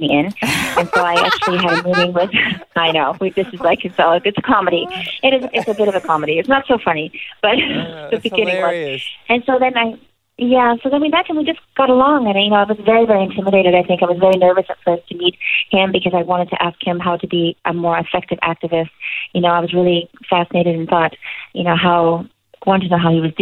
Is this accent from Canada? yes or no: yes; Canada; also born or lived in Los Angeles, United States; now in South of France, France; I'm Canadian, and I moved to L.A.